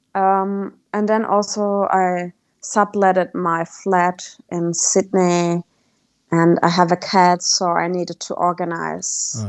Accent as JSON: {"language": "English", "country": "Germany", "tie": "born or raised there", "moved": "as an adult", "said": "Being back in Germany after four years"}